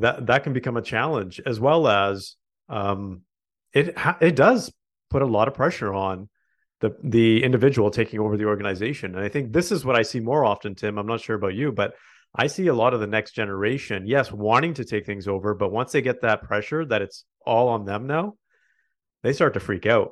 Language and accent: English; Canada; we are proudly Canadian